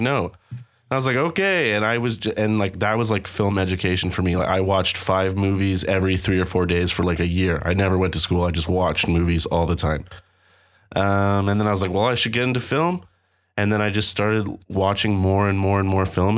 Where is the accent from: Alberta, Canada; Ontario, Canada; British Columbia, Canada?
Ontario, Canada; Toronto; I'm from Toronto